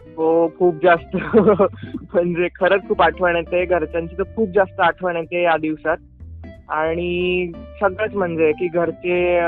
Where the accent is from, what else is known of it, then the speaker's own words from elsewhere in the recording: Dhule, Maharashtra, India; मी proper धुळ्याचा खानदेशचा